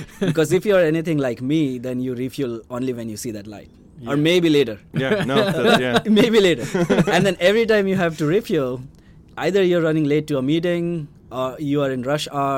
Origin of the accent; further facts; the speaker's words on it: India; moved away; I come from India